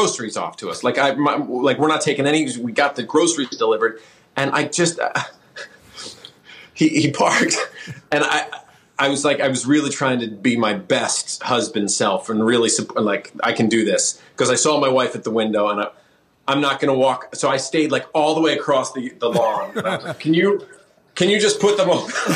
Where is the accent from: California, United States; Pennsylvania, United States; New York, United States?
Pennsylvania, United States; Philadelphia; moved away as an adult; also born or lived in Los Angeles; I grew up in the woods in Pennsylvania, not the woods, west suburbs of Philly